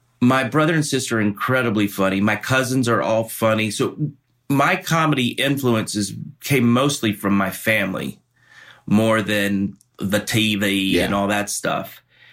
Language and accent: English; the South, United States; moved away; I was born and raised in the South, and I feel very of a kinship to the South because it's close.